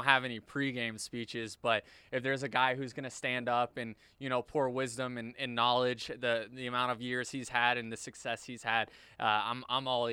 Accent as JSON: {"language": "English", "town": "Tampa", "region": "Florida", "country": "United States", "tie": "born or raised there", "said": "I am from this city. I am born and raised. I am Tampa Bay over and over again"}